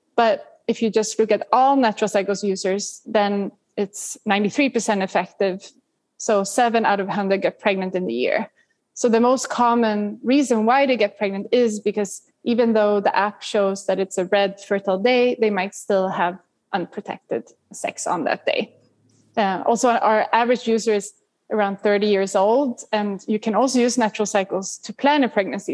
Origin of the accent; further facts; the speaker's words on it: Sweden; growing up in Sweden